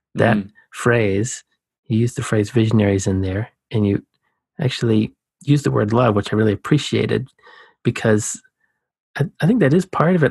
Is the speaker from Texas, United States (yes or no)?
no; Savannah, Georgia, United States; I was born in Savannah. That's a coastal city